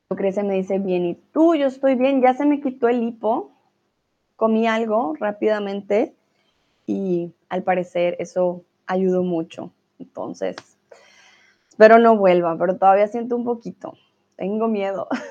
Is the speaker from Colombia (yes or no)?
yes; Colombia; now in Germany; soy de Colombia, pero como vivo en Alemania